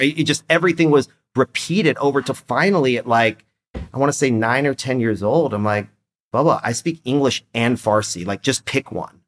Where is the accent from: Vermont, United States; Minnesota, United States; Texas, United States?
Texas, United States; Austin; first language Persian; English is a second language; I was born here in Austin, Texas.